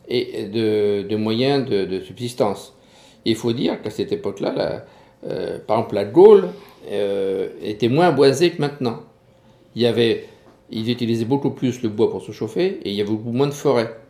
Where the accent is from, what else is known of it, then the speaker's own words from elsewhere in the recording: Brittany, France; chez nous, en Bretagne